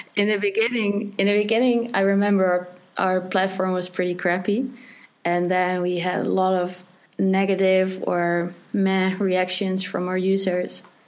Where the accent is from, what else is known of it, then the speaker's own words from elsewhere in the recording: Netherlands; I'm from the Netherlands